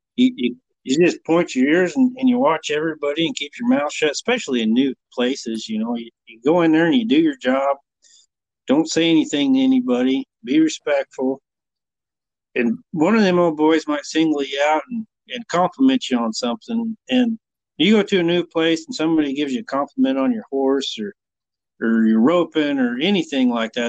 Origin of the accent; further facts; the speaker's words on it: Burwell, Nebraska, United States; now in Broadus, United States; when I grew up in Burwell, Nebraska is where I grew up.